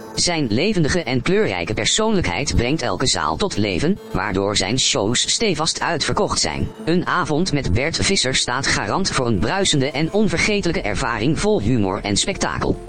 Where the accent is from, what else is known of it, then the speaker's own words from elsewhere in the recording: Veendam, Groningen, Netherlands; ik kom ook uit Vindam.